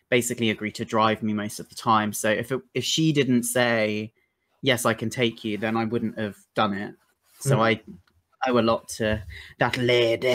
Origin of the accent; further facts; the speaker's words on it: Brighton, South East England, United Kingdom; I'm from Brighton and it's quite hard to break out anywhere in Brighton